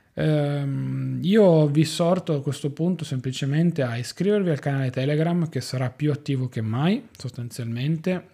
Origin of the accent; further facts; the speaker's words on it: Turin, Piedmont, Italy; io sono di Torino